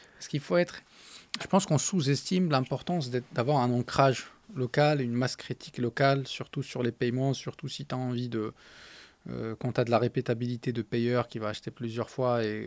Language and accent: French; Agadir, Souss-Massa, Morocco; French is a second language; moved away as an adult; now in France; j'ai grandi à Gadir